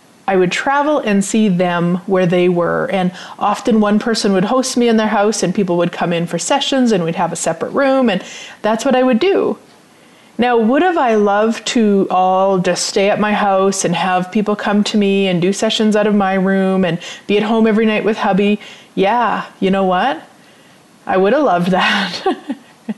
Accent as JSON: {"language": "English", "town": "Turtleford", "region": "Saskatchewan", "country": "Canada", "tie": "born or raised there", "said": "I grew up in Turtleford, which is a population of 505 people. So I grew up on a farm"}